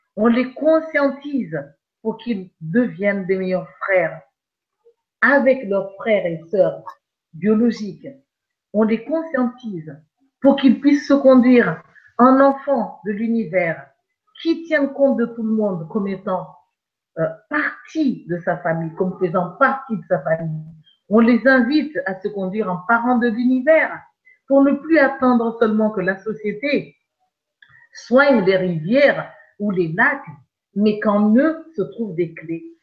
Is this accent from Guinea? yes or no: no; Madagascar; je suis née à Madagascar